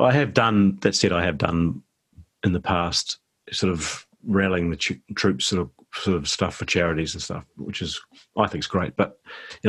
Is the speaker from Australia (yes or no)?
no; New Zealand; I'm really grateful that I live here and I'm from here